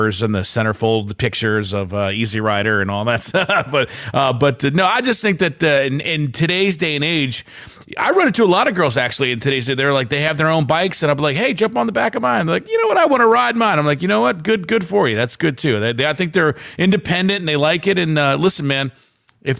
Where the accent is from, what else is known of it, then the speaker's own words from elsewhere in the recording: Maryland, United States; now in Ohio, United States; I grew up in Maryland